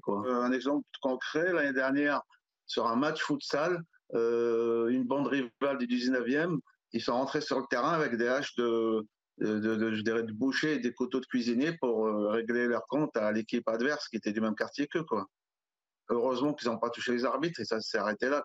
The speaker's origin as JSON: {"language": "French", "town": "Alfortville", "region": "Île-de-France", "country": "France", "tie": "born or raised there", "said": "j'ai grandi à Alfortville"}